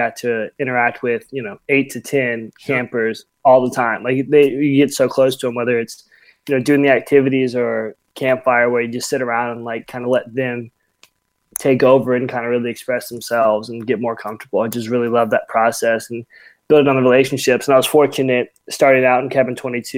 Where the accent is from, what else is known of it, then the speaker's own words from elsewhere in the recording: Mississippi, United States; moved away as an adult; now in California, United States; I'm originally from Mississippi, but when I came out in camp in 2012, fell in love with California, so relocated out here.